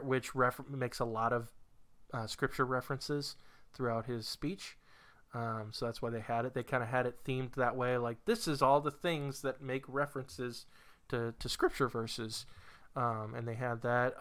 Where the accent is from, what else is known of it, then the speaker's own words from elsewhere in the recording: New Hampshire, United States; moved away as an adult; now in Virginia, United States; moving from New Hampshire to Virginia